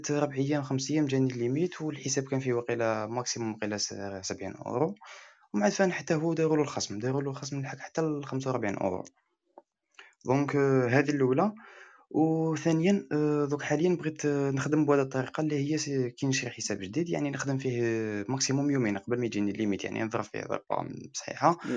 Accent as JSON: {"language": "Arabic", "country": "Algeria", "said": "وانا من الجزائر"}